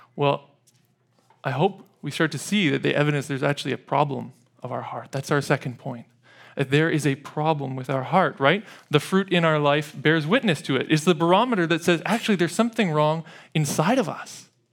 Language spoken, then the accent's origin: English; Edmonton, Alberta, Canada; growing up in Edmonton